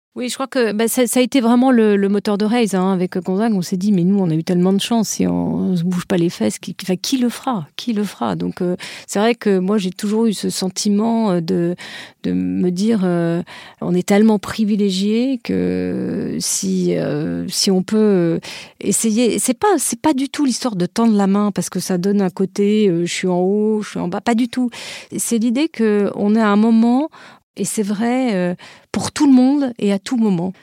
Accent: France; je suis française

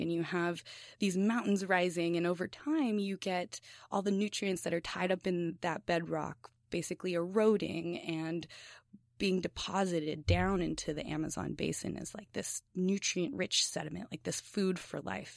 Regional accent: Los Angeles, California, United States; moved away; I'm from East L A in Southern California

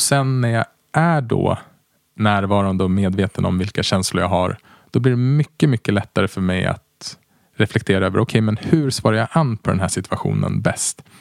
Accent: Västerås, Västmanland, Sweden; moved away as an adult; also born or lived in Uppsala; jag är uppvuxen i Västerås och sen flyttade jag till Uppsala där jag läste ekonomi

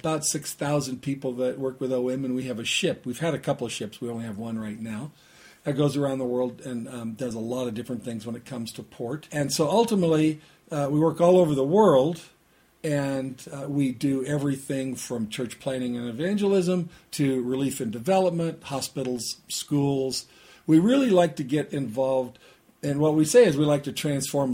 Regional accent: Southern California, United States; I grew up in the Southern California area

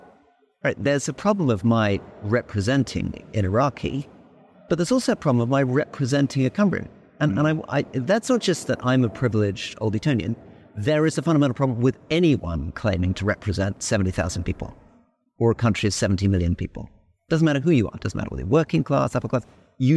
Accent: Malaysia; we grew up in Malaysia after independence

